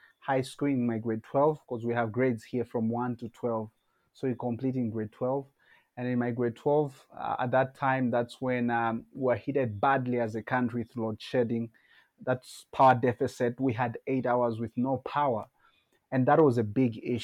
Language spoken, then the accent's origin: English; Zambia; also born or lived in Petauke District, Eastern Province, Zambia; I was born in Zambia, specifically in 1997 in February. Grew up having had life experiences, starting from a village setup, also coming to the urban setup.